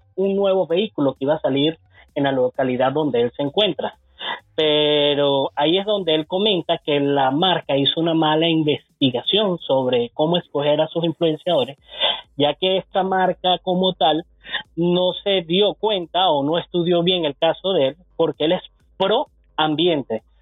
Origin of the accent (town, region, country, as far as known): Venezuela